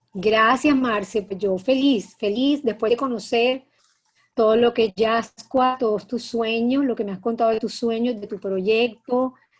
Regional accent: Cartagena, Bolívar, Colombia; moved away as an adult; also born or lived in Bogotá; yo soy cartagenera, nací en Cartagena

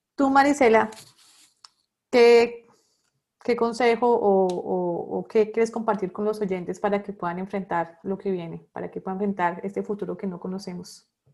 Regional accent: Bogotá, Colombia; moved away as an adult; now in Barranquilla, Colombia; también soy bogotana como tú

